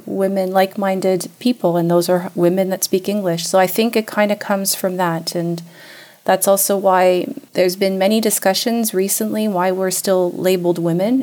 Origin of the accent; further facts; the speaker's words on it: Canada; moved away as an adult; now in Switzerland; I have Swiss parents, but I was born and raised in Canada.